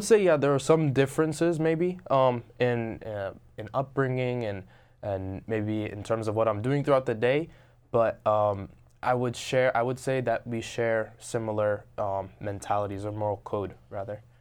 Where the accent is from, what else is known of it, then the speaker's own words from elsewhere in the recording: Robbinsville, New Jersey, United States; I grew up in Robbinsville, New Jersey.